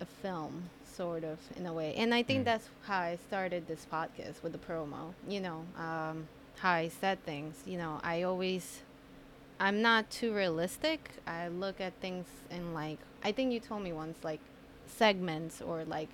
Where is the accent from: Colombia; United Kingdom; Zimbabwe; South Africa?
Colombia; moved away; I come from Colombia, and in there, like, family's everything